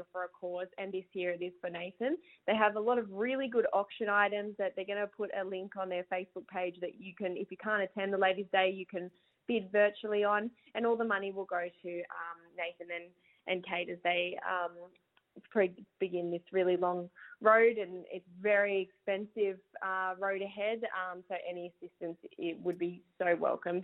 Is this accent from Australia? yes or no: yes; Burra, New South Wales, Australia; my hometown of Burra